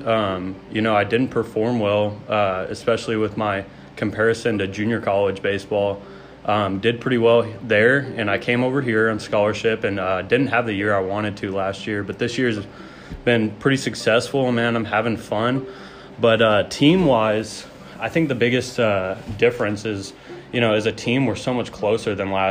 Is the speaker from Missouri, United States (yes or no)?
no; Palestine, Texas, United States; moved away as an adult; also born or lived in Fort Worth, Texas; now in New Mexico, United States; I'm originally from Fort Worth, Texas. Kind of moved out to East Texas in a small town called Palestine